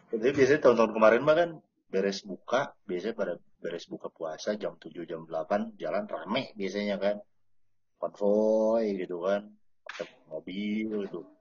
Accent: Batam, Riau Islands, Indonesia; Kalau gue kan kalau karena gue kan gede di Batam.

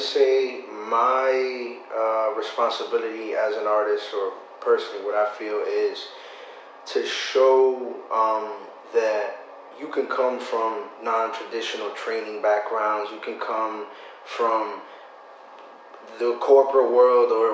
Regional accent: Massachusetts, United States; I come from Massachusetts, small inner city.

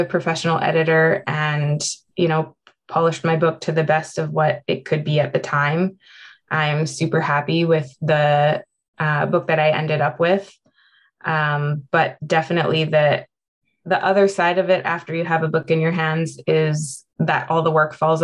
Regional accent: Prince George, British Columbia, Canada; now in Vancouver, Canada; we were growing up in Prince George in Northern British Columbia

